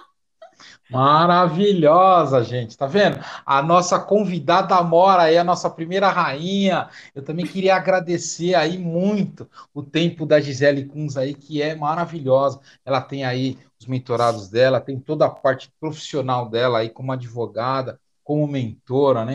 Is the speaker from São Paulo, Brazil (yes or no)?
yes; São Paulo, Brazil; also born or lived in Florianópolis; Eu sou de São Paulo, tô em Florianópolis